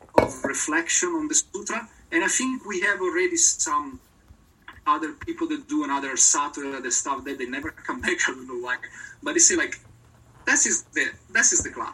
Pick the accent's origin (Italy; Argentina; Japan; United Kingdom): Italy; English is a second language; I'm not British, I'm very Italian